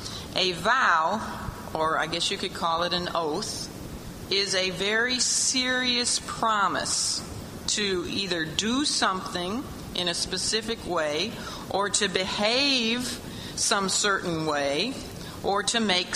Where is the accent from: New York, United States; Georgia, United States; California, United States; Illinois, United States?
Illinois, United States; a suburb of Chicago; I'm from a suburb of Chicago, but I don't tell people the name of that suburb. I just say I'm from Chicago